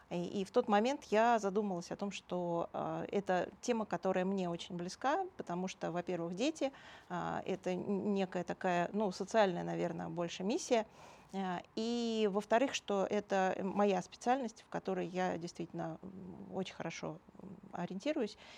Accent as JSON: {"language": "Russian", "region": "Moscow", "country": "Russia", "tie": "born there", "said": "Родилась в Москве."}